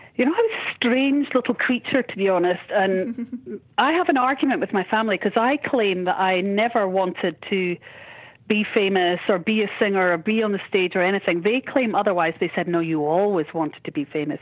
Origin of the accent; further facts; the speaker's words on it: Edinburgh, Scotland, United Kingdom; in my hometown